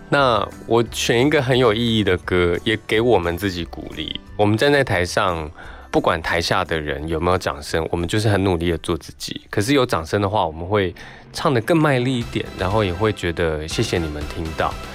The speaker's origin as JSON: {"language": "Chinese", "country": "Taiwan", "said": "可是你看到台湾我们对待这些长辈的时候"}